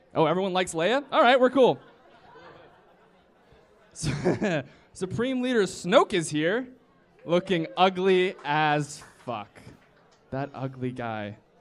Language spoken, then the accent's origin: English; the South, United States; I'm from the South